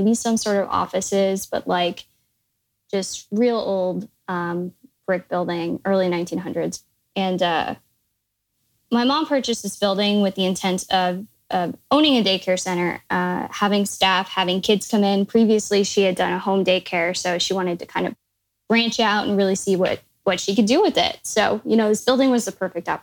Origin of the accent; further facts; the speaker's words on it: Midwest, United States; now in San Francisco Bay Area, United States; I'm originally from the Midwest